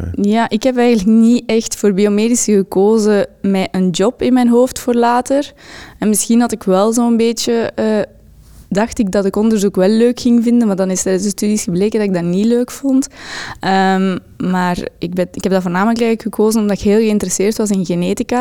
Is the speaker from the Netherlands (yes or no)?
no; Dendermonde, Flanders, Belgium; also born or lived in Ghent; Ik kom uit Dendermonde, de stad van trots bij ehm, ik woon ook geregeld in Gent nu